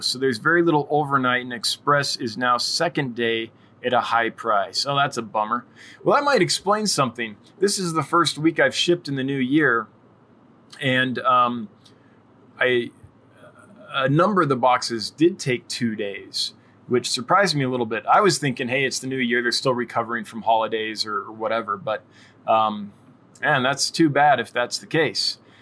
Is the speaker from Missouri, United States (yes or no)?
no; California, United States; I'm from California